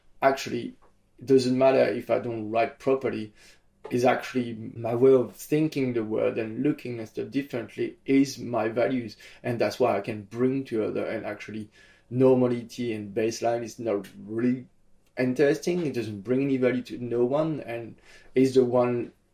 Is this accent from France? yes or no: yes; Nice, Provence-Alpes-Côte d'Azur, France; my hometown of Nice